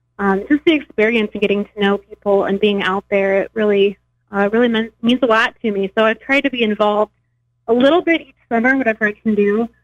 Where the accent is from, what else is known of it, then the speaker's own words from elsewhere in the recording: United States; moved away as an adult; now in Springfield, United States; I'm originally from the Quad Cities. I moved to Springfield area in 2008.